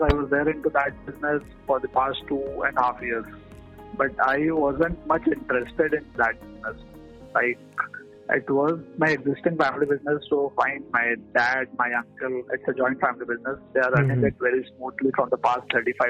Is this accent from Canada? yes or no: no; Cuttack, Odisha, India; also born or lived in Pune; I returned back to Cuttack, Odisha, which is my hometown